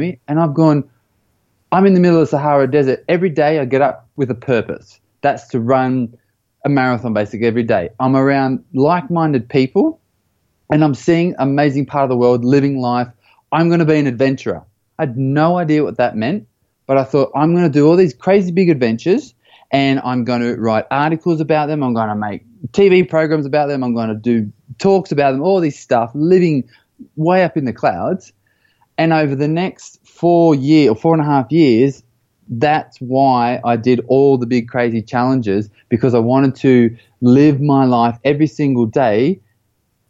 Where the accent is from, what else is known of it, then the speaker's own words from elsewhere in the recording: Australia; moved away; also born or lived in United States / Belgium / United Kingdom; I grew up in Australia, and you can probably tell by the little twang of the accent.